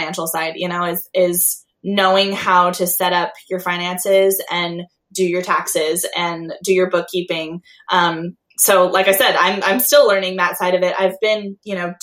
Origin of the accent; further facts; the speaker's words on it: Long Beach, California, United States; now in La Verne, United States; I grew up in Long Beach. That's where I'm from.